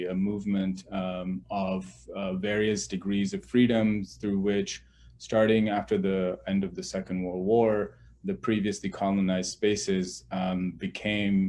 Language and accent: English; Pakistan; moved away; I come from Pakistan. I grew up in a military dictatorship.